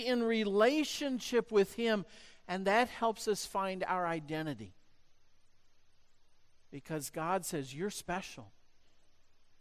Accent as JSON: {"language": "English", "country": "United States", "said": "growing up in the United States"}